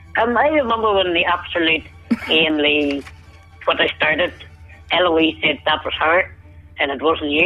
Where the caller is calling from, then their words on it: Ireland; I'm phoning you from Ireland.